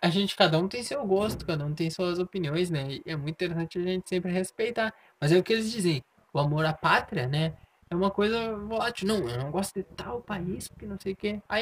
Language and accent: Portuguese; Rio Grande do Sul, Brazil; eu tinha assim, não, sou do Rio Grande do Sul, né?